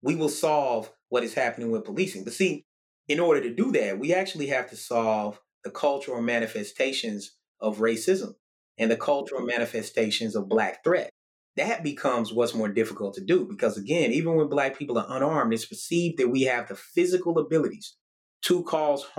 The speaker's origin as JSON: {"language": "English", "town": "Murfreesboro", "region": "Tennessee", "country": "United States", "tie": "born or raised there", "said": "my hometown in Murfreesboro, Tennessee"}